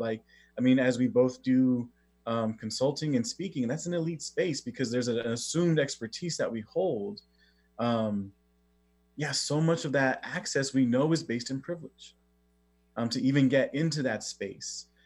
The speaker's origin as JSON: {"language": "English", "town": "Oxnard", "region": "California", "country": "United States", "tie": "born or raised there", "said": "I grew up in Southern California, a place called Oxnard"}